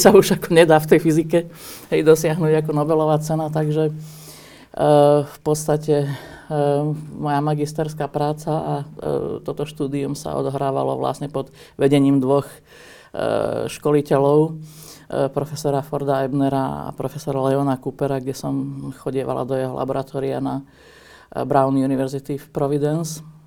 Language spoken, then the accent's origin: Slovak; Slovakia; moved away as an adult; Jednoducho som Slovenka, uh, tu mám rodinu, tu mám korene, tu mám zázemie